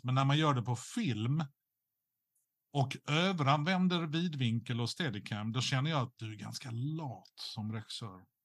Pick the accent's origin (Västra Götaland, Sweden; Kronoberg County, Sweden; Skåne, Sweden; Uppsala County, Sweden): Skåne, Sweden; som skåning